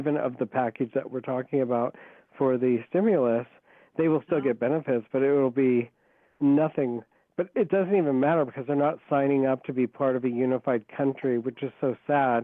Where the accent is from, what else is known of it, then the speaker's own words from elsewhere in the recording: Iowa, United States; moved away; Iowa is my home state